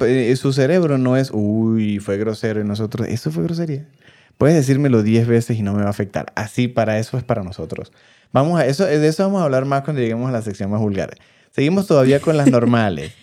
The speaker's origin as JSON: {"language": "Spanish", "country": "Venezuela", "moved": "yes", "lives_now": "Mexico", "said": "nosotros los venezolanos"}